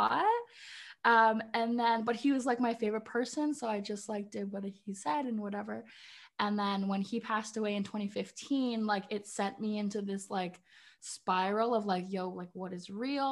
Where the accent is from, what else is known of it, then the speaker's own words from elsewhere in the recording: Canada; also born or lived in Ireland (heritage); now in Northern Ontario, Canada; I'm Canadian. I live in Northern Ontario. I grew up in the city